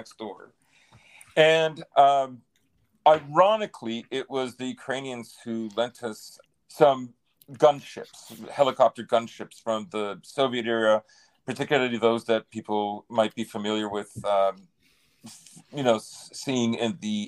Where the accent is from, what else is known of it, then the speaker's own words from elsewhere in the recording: North Macedonia; moved away; when I go back to Macedonia, when I go to my hometown